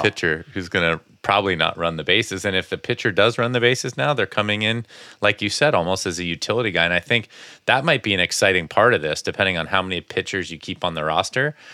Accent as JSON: {"language": "English", "region": "Connecticut", "country": "United States", "tie": "born or raised there", "said": "growing up in Connecticut"}